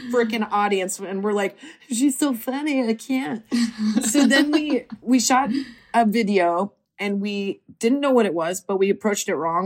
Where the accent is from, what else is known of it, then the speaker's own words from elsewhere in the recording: Nebraska, United States; moved away as an adult; now in Los Angeles, United States; we are both from Nebraska